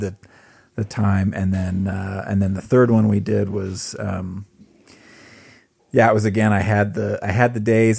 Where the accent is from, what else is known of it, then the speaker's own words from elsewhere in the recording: Southern California, United States; moved away; growing up in Southern California